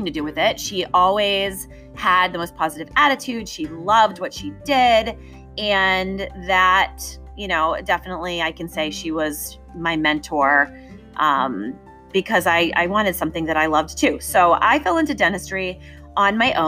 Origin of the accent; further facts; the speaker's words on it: outside of Boston, Massachusetts, United States; I grew up outside of Boston